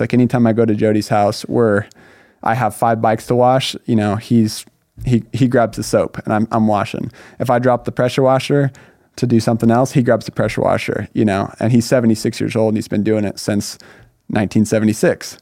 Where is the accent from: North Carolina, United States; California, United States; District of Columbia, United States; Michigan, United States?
California, United States; Northern; moved away as an adult; also born or lived in Laguna Hills, California; now in Southern California, United States; I grew up in Northern California